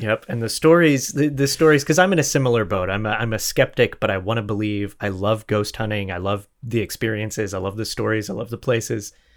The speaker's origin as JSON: {"language": "English", "region": "Florida", "country": "United States", "said": "I'm from Florida"}